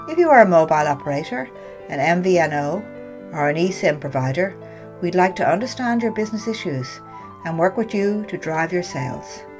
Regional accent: United Kingdom; I grew up trilingual um, and finished my schooling in the UK. Um, I would say culturally, I'm British

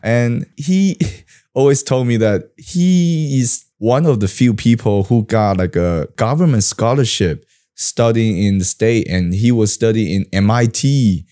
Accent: Taiwan; English is a second language; I have, like, a Taiwan style of English education, I go to Bushibang

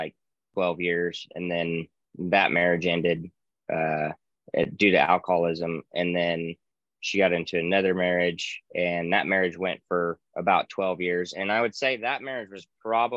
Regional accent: Reno, Nevada, United States; born and raised in Reno, Nevada.

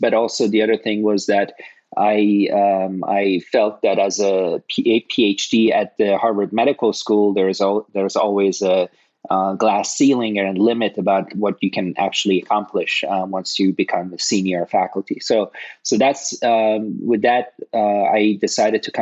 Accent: Toronto, Ontario, Canada; moved away as an adult; also born or lived in Cambridge, Massachusetts / Los Angeles; I grew up in Toronto, and I got initially exposed to bioengineering when I was in the third year of a chemical engineering program at the University of Toronto

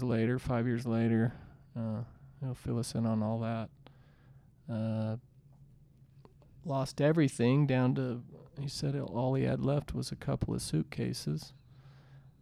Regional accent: Salt Lake City, Utah, United States; we're from Salt Lake City, Utah

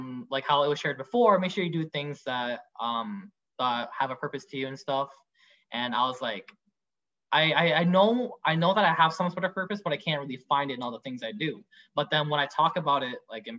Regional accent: Vietnam; now in Canada; I'm from Vietnam

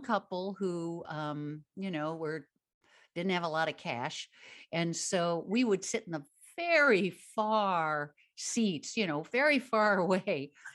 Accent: Midwest, United States; I grew up in the Midwest

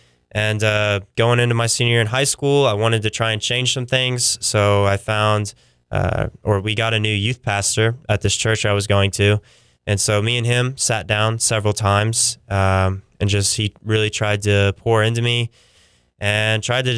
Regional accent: Pauls Valley, Oklahoma, United States; also born or lived in Tulsa; But I grew up in a small little town called Paul's Valley.

